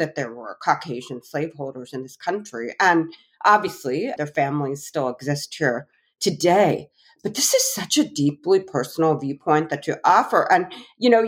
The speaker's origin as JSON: {"language": "English", "region": "the North", "country": "United States", "tie": "born or raised there", "said": "I'm from the North, though, I have to add, and I'm an Indian American woman born and raised in this country"}